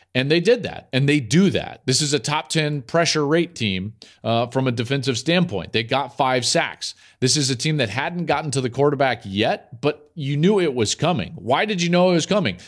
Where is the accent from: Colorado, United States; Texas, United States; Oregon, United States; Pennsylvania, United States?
Colorado, United States; Denver; I grew up in Denver.